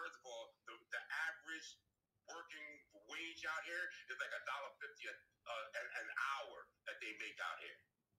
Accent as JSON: {"language": "English", "region": "New York", "country": "United States", "said": "I'm from New York. I'm originally from New York."}